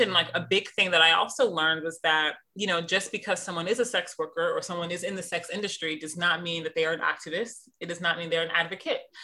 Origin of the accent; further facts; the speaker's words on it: Missouri, United States; moved away; also born or lived in London / New York; I'm from the Midwest, I'm from Missouri